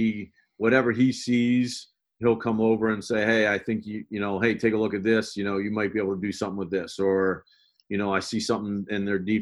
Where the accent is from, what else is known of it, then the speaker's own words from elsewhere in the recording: Baltimore, Maryland, United States; moved away; I grew up in Baltimore.